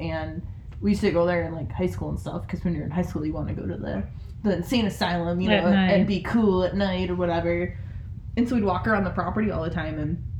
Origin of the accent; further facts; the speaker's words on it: near Traverse City, Michigan, United States; where I grew up in Michigan was near Traverse City